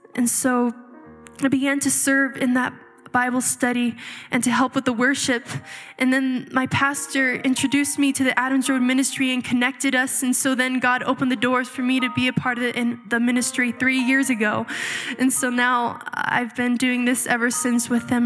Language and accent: English; Chihuahua, Mexico; moved away; I was actually born and raised in Chihuahua, Mexico, in a small polygamous community of fundamental Mormons